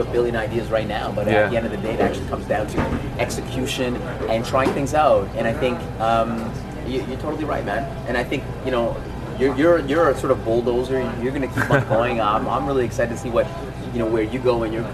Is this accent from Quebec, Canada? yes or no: no; Alberta, Canada; I'm from Alberta, we've got an entrepreneurial, like, wild cowboy mentality.